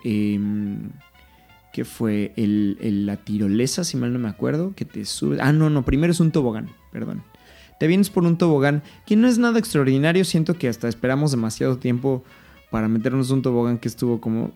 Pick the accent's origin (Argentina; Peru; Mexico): Mexico; Mexico City; yo soy de la Ciudad de México